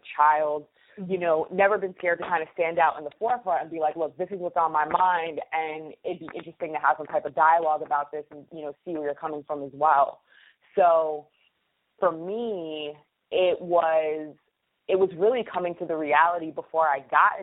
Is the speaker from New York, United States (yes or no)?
yes; Poughkeepsie, New York, United States; moved away as an adult; also born or lived in New Rochelle, New York / Paris, France / Chiang Mai, Thailand / Niigata, Japan; now in Bronx, New York, United States; growing up in Poughkeepsie, I went there literally from elementary school all the way through graduating high school